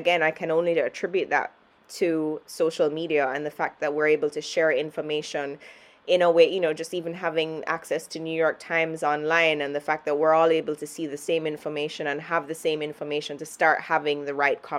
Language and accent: English; Jamaica; I'm from Jamaica